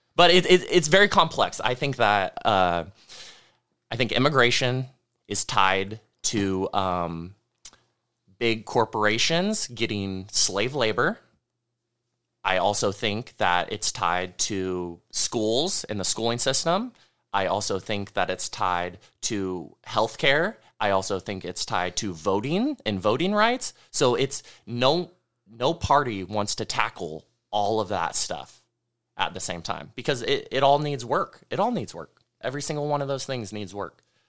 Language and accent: English; the North State, California, United States; growing up in the North State, as we all have